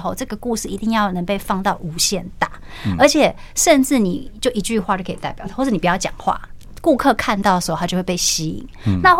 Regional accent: Taiwan; 其实我们台湾，我们从小到大也是在很好吃的食物里面长大的嘛。

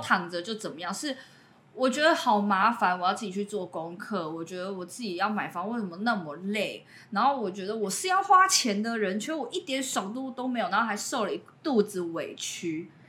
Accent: Taipei, Taiwan; 我在信义区长大的

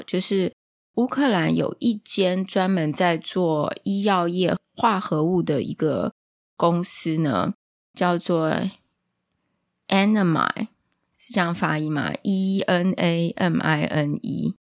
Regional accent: Taiwan; 我是台湾来的

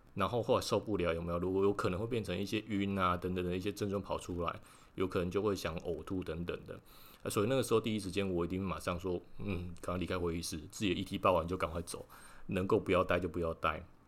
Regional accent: Lukang, Changhua County, Taiwan; now in Tainan, Taiwan; 是在鹿港护安宫，有一个留胡子的一个老爷爷的王爷。哦，啊，然后其实我从小就是在那边庙里长大的。哎呀，应该不是说庙里啊，庙附近长大的啦

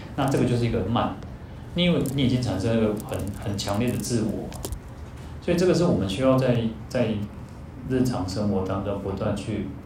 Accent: Taiwan; 我们台湾人的习惯

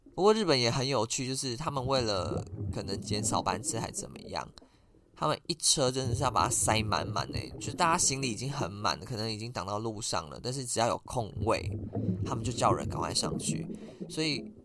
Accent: Taiwan; accent: Taiwanese; 我是台湾人

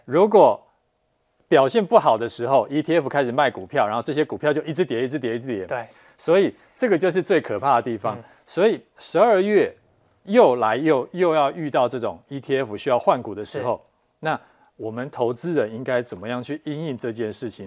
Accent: Taiwan; 我们台湾人啊，这几年来真的最爱的就是 E T F 了

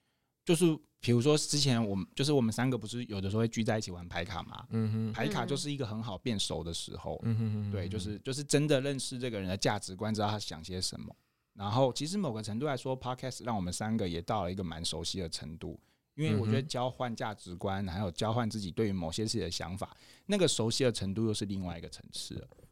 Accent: Taitung, Taitung County, Taiwan; 小时候小时候在台东长大

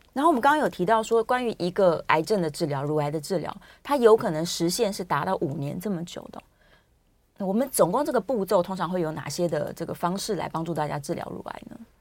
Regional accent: Taiwan; 我们台湾人怎么了呢

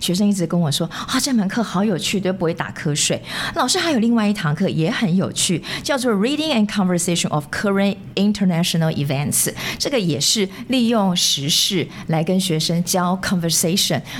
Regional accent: Yonghe, New Taipei, Taiwan; 我是永和人呢，我从小在永和长大的。

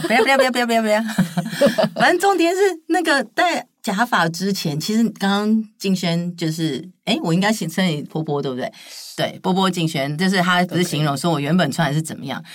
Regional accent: Taichung, Taiwan; 我是台中人，然后同时也是台中驻点的小丑医生

